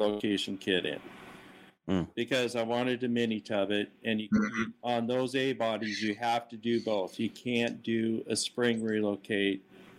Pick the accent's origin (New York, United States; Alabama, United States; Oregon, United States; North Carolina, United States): Oregon, United States; also born or lived in Seattle; now in Arlington, United States; I'm originally from Oregon. I'm from the Northwest, the rainy Northwest.